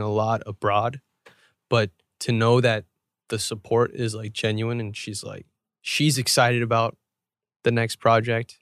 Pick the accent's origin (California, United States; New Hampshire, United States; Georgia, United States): Georgia, United States; Atlanta; moved away; I was born in Atlanta.